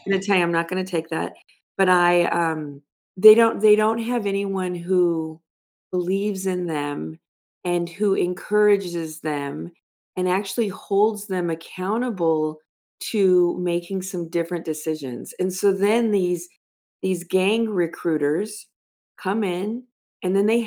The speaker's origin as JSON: {"language": "English", "town": "Los Angeles", "region": "California", "country": "United States", "tie": "born or raised there", "said": "I grew up in Los Angeles"}